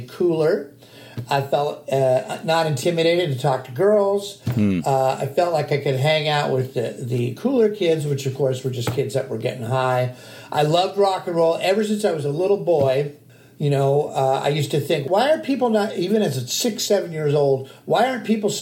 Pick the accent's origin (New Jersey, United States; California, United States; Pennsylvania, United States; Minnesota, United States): California, United States; Glendale; I grew up in North Glendale, Montrose, a very small town kind of vibe